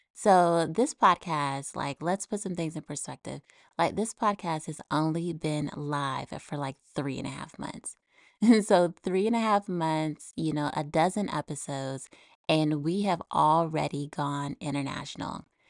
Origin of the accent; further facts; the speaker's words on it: United States; now in Texas, United States; my home country, the U S